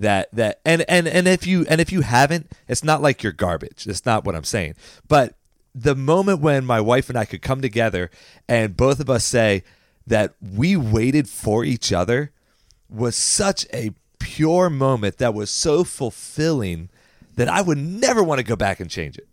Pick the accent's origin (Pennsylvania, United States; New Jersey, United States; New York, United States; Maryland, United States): Maryland, United States; Baltimore County; we grew up in Baltimore County